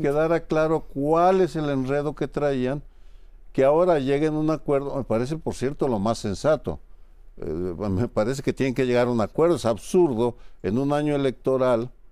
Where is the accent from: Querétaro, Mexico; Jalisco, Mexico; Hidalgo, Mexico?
Jalisco, Mexico; yo crecí con esa revista en Jalisco